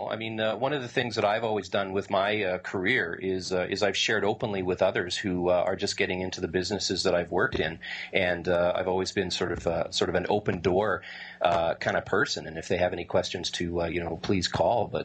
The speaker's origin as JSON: {"language": "English", "town": "Winnipeg", "region": "Manitoba", "country": "Canada", "said": "I'm in Winnipeg, Canada."}